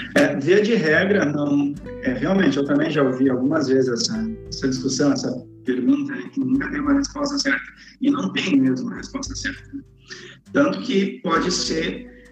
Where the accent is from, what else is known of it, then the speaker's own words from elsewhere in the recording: Gravataí, Rio Grande do Sul, Brazil; moved away as an adult; now in Cariacica, Brazil; eu sou natural do, do, Rio Grande do Sul, sou gaúcho, de Gravataí. E mesmo sendo do Sul e tendo morado praticamente a vida toda aí